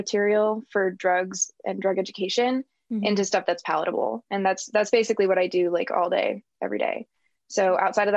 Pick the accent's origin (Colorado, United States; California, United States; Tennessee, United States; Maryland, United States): California, United States; San Diego; now in Ohio, United States; I'm from San Diego, California, and currently positioned in the middle of Ohio.